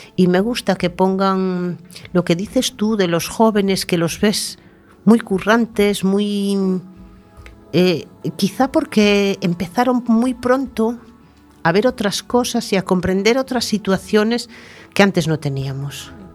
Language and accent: Spanish; Tordoia, Galicia, Spain; moved away; llevo 30 años viviendo aquí, 32 ya, pero mi Tordoya natal es mi Tordoya natal